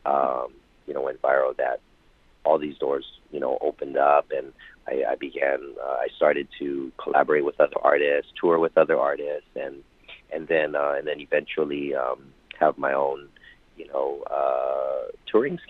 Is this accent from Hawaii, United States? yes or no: yes; Hawaii, United States; I was born and raised in Hawaii